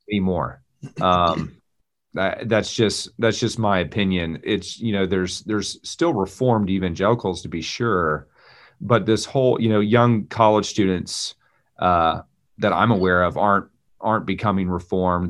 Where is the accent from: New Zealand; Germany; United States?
United States; Texas; moved away as an adult; now in Raleigh, United States; I'm a Texan, native Texan